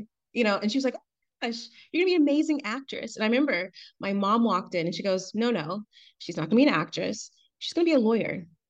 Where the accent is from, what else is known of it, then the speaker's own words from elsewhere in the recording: Atlanta, Georgia, United States; So I'm from Atlanta, but my dad and his family are immigrants from Trinidad and Tobago.